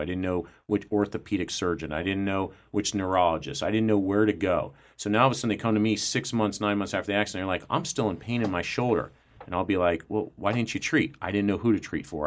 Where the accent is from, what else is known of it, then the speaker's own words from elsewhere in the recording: Columbus, United States; I grew up in Columbus.